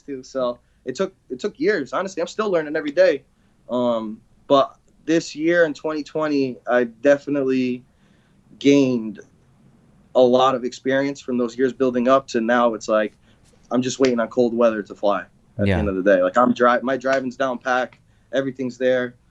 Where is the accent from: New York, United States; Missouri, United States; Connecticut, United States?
Connecticut, United States; growing up in Connecticut